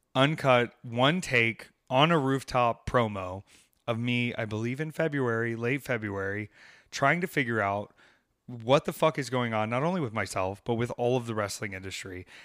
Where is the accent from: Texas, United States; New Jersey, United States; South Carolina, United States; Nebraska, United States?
South Carolina, United States; Myrtle Beach; I was born in Myrtle Beach